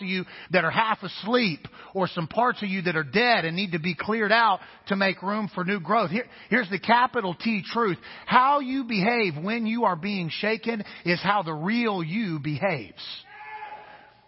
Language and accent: English; Kansas, United States; I'm from the Midwest. So grew up in an area of the country called Tornado Alley.